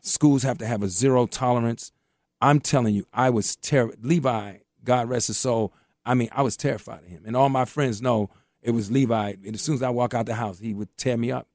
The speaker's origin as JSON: {"language": "English", "town": "Washington", "region": "District of Columbia", "country": "United States", "tie": "born or raised there", "said": "I grew up in Mayfair Mansion, right across from Parkside, and and Parkside was one of the roughest projects in D.C."}